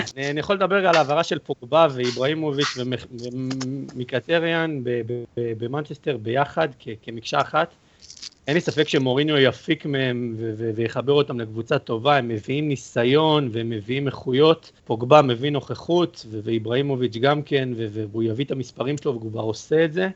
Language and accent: Hebrew; Italy; now in Israel